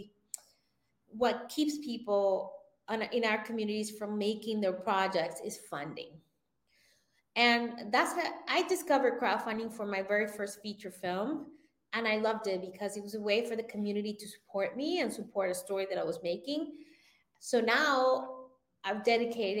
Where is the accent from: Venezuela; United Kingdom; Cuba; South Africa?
Venezuela; now in United States; born in the US, but I grew up in Venezuela